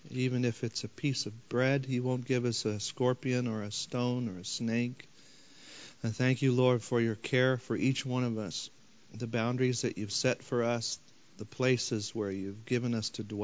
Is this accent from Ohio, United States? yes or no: no; St. Louis, Missouri, United States; I come from St. Louis.